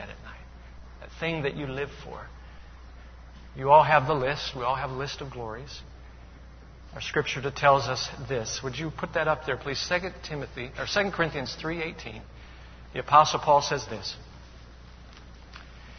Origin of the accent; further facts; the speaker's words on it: Chicago, Illinois, United States; now in Charleston, United States; I am from Chicago